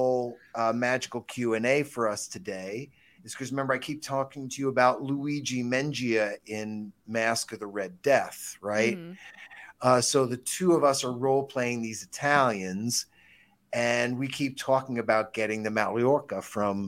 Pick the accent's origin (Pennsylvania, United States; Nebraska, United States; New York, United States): New York, United States; I grew up in New York